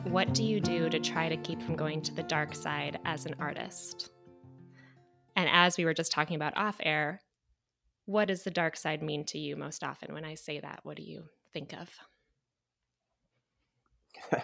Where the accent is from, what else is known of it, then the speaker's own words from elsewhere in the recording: Clarkston, Michigan, United States; I'm from, um, Clarkston.